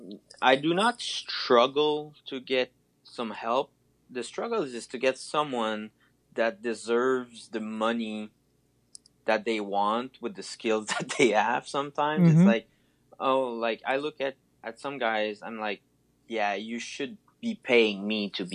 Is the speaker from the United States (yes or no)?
no; Canada; We're from Canada